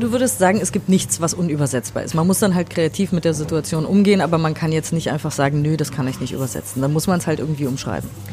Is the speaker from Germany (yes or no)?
yes; Germany; für mich als Deutsche